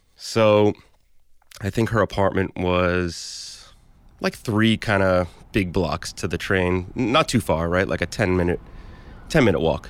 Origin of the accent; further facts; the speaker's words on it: New York City, New York, United States; also born or lived in Battery Park City, Manhattan; I'm from Bensonhurst, Brooklyn. Um, so I've lived here my whole life